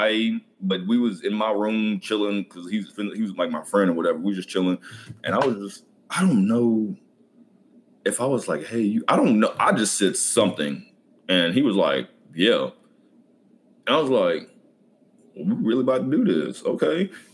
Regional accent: Lexington, Kentucky, United States; Lexington, Kentucky.

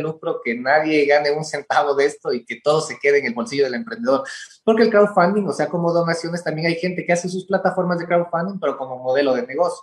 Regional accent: Ecuador; como los ecuatorianos mismos decimos

